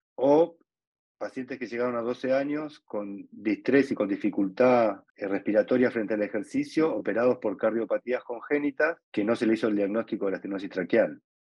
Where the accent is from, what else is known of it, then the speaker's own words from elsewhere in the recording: Buenos Aires, Argentina; soy de Buenos Aires, Argentina